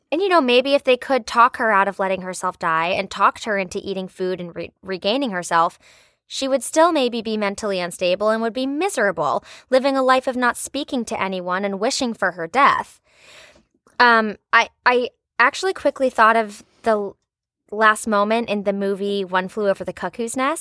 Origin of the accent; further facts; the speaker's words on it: Richmond, Virginia, United States; moved away; there was this tree at Maymont, which is a big state park in, in Richmond, in my hometown